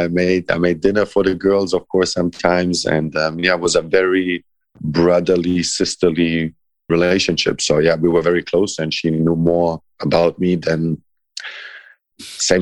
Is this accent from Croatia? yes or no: yes; Croatia; English is a second language; also born or lived in Italy / Germany; like maybe because I'm half a gypsy myself and I grew up a little bit in Croatia. I spent some time growing up in Italy. I spent some time growing up in Germany.